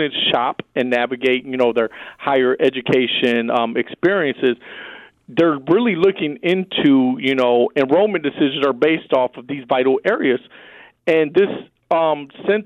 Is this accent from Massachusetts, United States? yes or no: no; Saginaw, Michigan, United States; I was born and raised in Saginaw Buena Vista